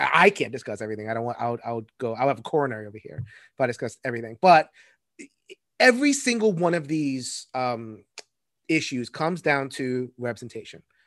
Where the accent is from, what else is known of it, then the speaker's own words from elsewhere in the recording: United States; I'm American. All I know is America.